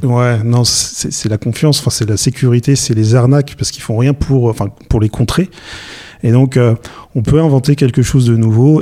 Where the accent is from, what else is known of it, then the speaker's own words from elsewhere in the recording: Nantes, Pays de la Loire, France; also born or lived in Edinburgh; Je suis marié, nantais. En fait, je suis nantais d'origine même. J'ai été me balader pendant mes études, mais je suis revenu pour bosser et entreprendre